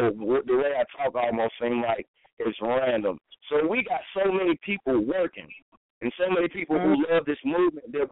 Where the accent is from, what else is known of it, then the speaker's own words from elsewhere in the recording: Asheville, North Carolina, United States; moved away as an adult; now in Charlotte, United States; I'm from Asheville, North Carolina.